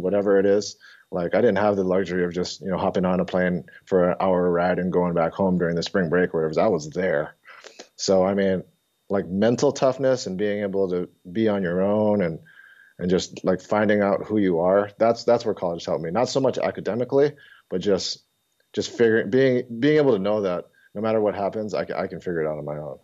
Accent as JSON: {"language": "English", "region": "Hawaii", "country": "United States", "tie": "born or raised there", "also_born_or_lived": "Oregon", "moved": "as an adult", "said": "I came from Hawaii, born and raised in Hawaii"}